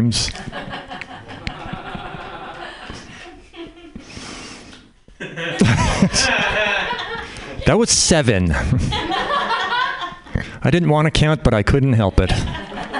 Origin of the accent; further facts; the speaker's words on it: Canada; now in United States; I'm Canadian. I grew up in Canada